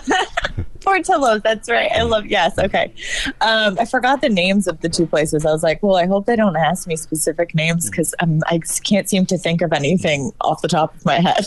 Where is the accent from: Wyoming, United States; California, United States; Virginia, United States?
Virginia, United States; Northern; moved away; I'm originally from Virginia